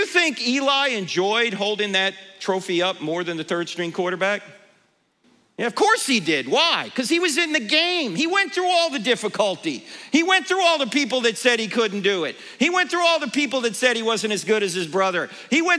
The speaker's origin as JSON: {"language": "English", "region": "New Jersey", "country": "United States", "tie": "born or raised there", "moved": "yes", "lives_now": "Charlotte, United States", "said": "I grew up in New Jersey, exit 100B, all right? I live in Charlotte, North Carolina now"}